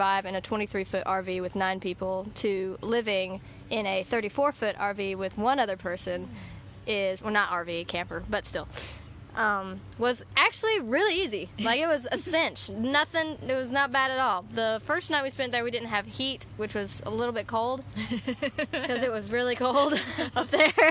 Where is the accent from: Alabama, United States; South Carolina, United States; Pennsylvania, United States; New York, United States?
Alabama, United States; I am from Alabama